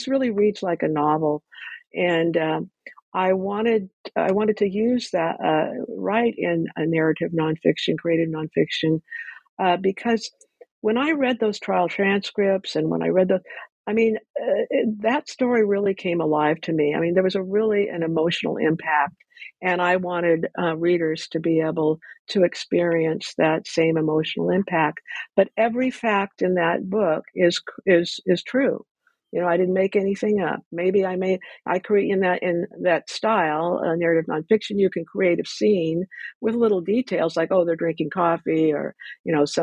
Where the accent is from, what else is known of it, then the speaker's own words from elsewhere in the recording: Ventura, California, United States; I grew up in Ventura